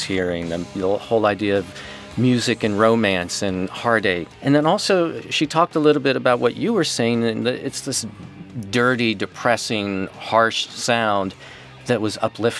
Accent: Kansas, United States; I grew up in Kansas.

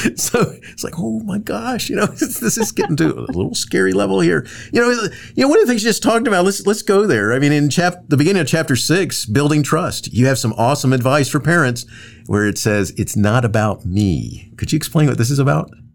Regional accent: Daytona Beach, Florida, United States; I grew up in Daytona Beach area of Florida

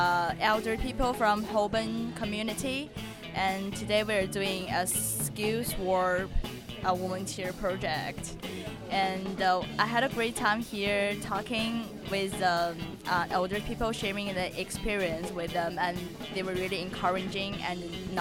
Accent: China; now in United Kingdom; I'm from China and I'm a student from UCL.

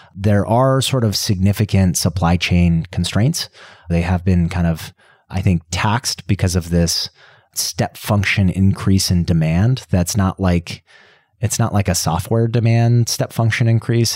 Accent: Colorado, United States; I grew up in Colorado around the mountains

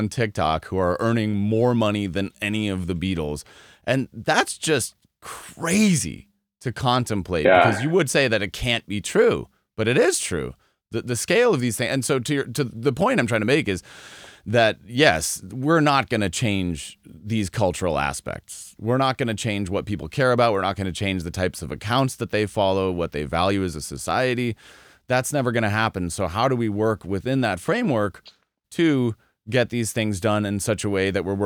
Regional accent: Colorado, United States; I'm originally from Colorado

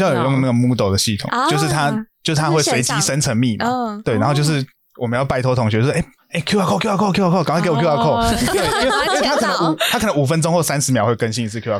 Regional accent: Tainan, Taiwan; 其实也因为我老家也在台南，所以算是蛮清楚说台南的生态。

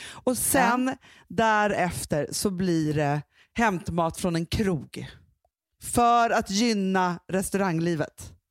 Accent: Sweden

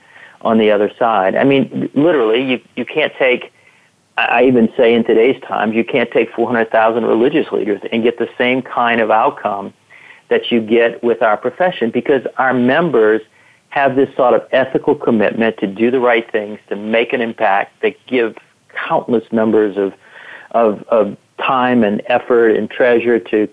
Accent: Louisiana Gulf Coast, United States; moved away; I grew up in a small city or a small town of about 50,000 people right on the Louisiana Gulf Coast

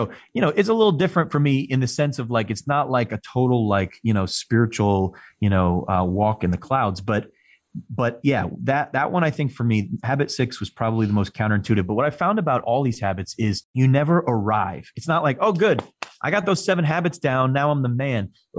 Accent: Northeast, United States; I mean, I'm from the Northeast, you know, we're right between New York City and Boston. Everybody walks, talks, drives, moves fast. That's how we do things.

